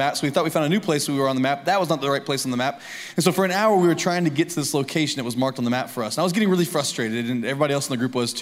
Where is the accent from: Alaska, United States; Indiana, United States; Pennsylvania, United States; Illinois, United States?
Indiana, United States; Lafayette; moved away as an adult; now in Columbia, United States; living in Lafayette, Indiana. It's a totally different ballgame. In fact, when I grew up, the only things I ever saw was like flat ground, cornfields